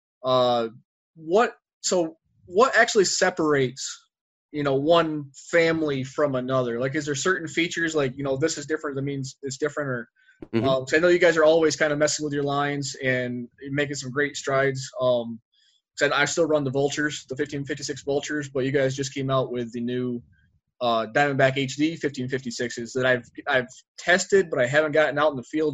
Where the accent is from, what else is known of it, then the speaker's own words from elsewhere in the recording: Northern New York State, United States; now in Arizona, United States; I was born and raised, I'm from New York originally